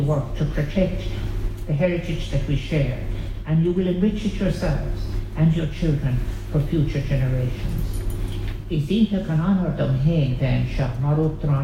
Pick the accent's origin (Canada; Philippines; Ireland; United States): Ireland; we Irish